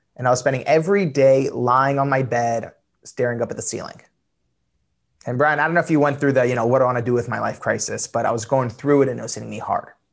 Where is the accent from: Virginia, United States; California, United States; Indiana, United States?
California, United States; Los Angeles; also born or lived in Iran (family); I'm from Los Angeles.